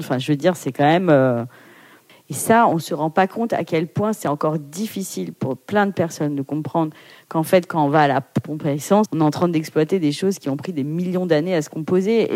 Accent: Paris, Île-de-France, France; je suis née à Paris euh, de parents portugais, immigrés

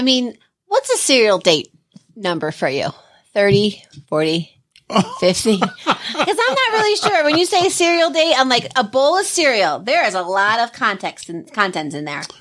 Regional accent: Pennsylvania, United States; also born or lived in Pocono Mountains; now in Colorado, United States; I grew up in Pennsylvania for, like, ten years

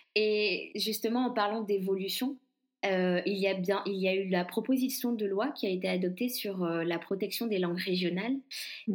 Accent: Guadeloupe; now in Berlin, Germany; Si on me demande d'où je viens, je dis toujours je suis guadeloupéenne je suis guadeloupéenne

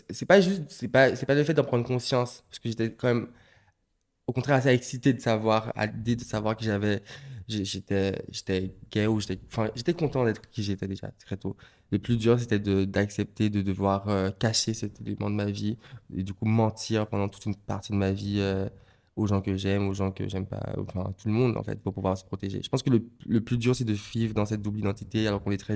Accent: Martinique, France; born there; Oui, alors je suis né en Martinique euh, en 1998 avec euh, deux frères, un grand frère.

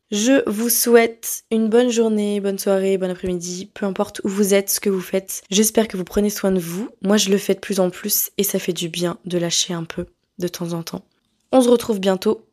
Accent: France; moved away as an adult; now in Montreal, Canada

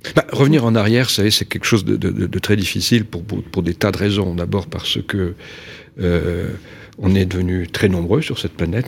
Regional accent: Nouvelle-Aquitaine, France; je travaille en région Aquitaine, qui est ma région d'origine

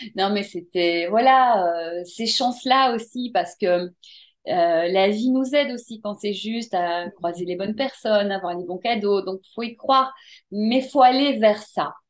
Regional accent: Brussels, Brussels-Capital Region, Belgium; j'ai grandi à Bruxelles

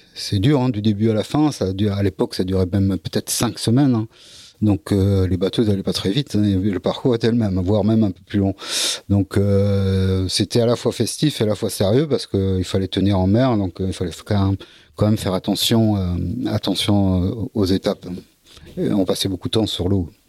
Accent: Dunkirk, Hauts-de-France, France; also born or lived in Lille / Brittany (Bay of Morlaix); je suis né à Dunkerque

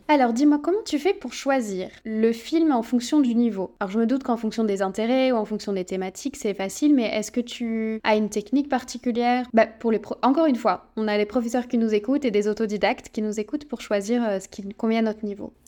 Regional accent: France; on est beaucoup de Français

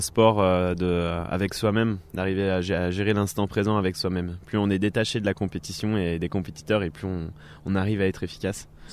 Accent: Thonon-les-Bains, Auvergne-Rhône-Alpes, France; moved away as an adult; now in Annecy, France; je suis originaire de Tonon-les-Bains où et maintenant je vis à Annecy depuis 2011

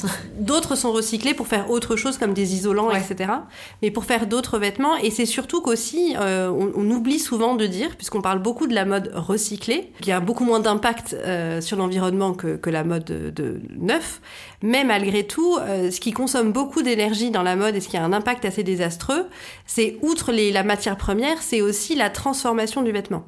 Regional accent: France; chez nous en France

